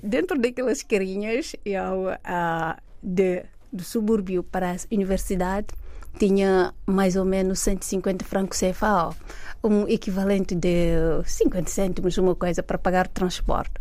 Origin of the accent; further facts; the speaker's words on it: Thiès, Senegal; moved away as an adult; also born or lived in Dakar; now in Portugal; eu nasci, cresci em Jazz, fiz lá os meus estudos desde o primário até décimo segundo ano